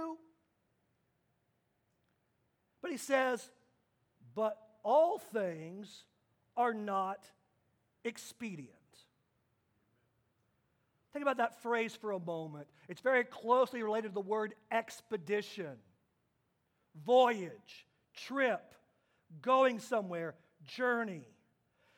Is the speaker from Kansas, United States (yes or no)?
yes; Kansas, United States; moved away; my home state of Kansas